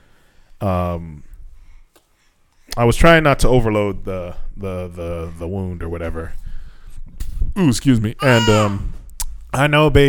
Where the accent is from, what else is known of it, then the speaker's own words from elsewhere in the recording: United States; now in Japan; from America